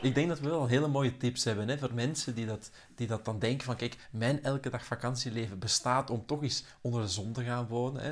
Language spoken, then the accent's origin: Dutch; Mechelen, Flanders, Belgium; moved away as an adult; also born or lived in Belgian coast; Eva en ik, wij zijn van Mechelen, waar dat dan toen het centrum van de wereld was